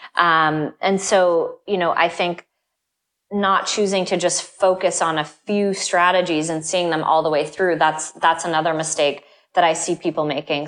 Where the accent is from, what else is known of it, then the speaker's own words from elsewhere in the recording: Vermont, United States; moved away; I grew up in Vermont, which is a state that has snow sometimes up to nine